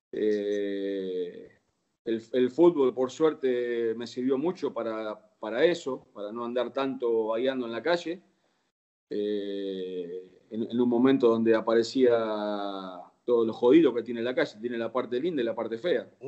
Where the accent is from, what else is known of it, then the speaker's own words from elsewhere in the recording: Banfield, Buenos Aires Province, Argentina; also born or lived in Lomas de Zamora; Yo nací en Loma de Zamora, este, viví en Banfield casi toda mi vida y me crié. Ahí tengo todos mis amigos